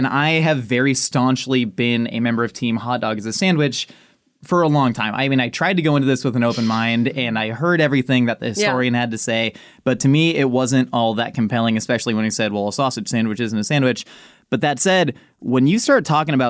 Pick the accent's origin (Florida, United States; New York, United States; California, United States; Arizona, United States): California, United States; Southern; we're from Southern California